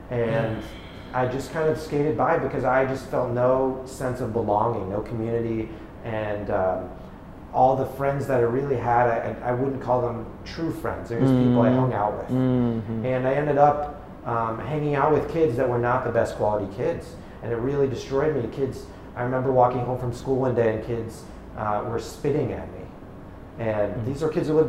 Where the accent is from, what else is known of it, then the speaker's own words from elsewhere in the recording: New York City / Connecticut, Northeast, United States; right when I was about to turn 10, I moved from New York City to the suburbs in Connecticut